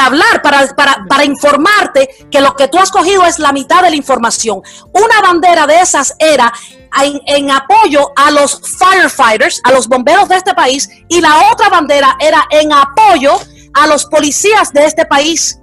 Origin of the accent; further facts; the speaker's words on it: Cuba; now in United States; yo soy cubana americana